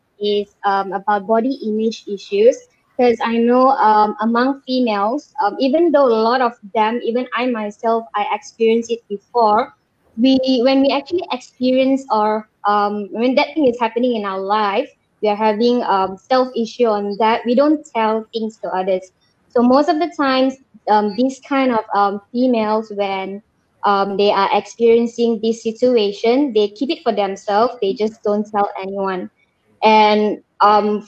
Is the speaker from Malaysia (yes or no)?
yes; Kota Kinabalu, Sabah, Malaysia; now in Kuala Lumpur, Malaysia; I am born and raised in Kota Kinabalu, Sabah.